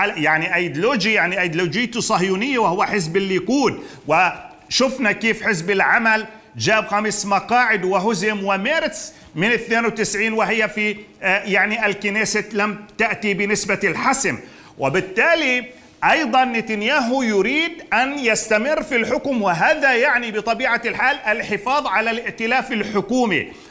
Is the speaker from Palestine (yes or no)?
yes; Palestine; بالنسبة لنا كفلسطينيين